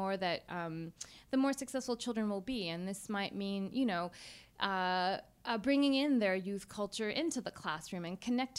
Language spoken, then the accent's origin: English; United States; I'm from the United States.